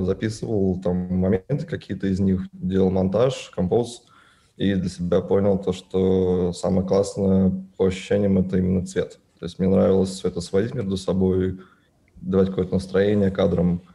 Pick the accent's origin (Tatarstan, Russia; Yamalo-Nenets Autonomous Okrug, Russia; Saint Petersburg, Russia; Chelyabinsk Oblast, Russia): Tatarstan, Russia; Naberezhnye Chelny; мне 24 года, я родился на Набережных Челнах.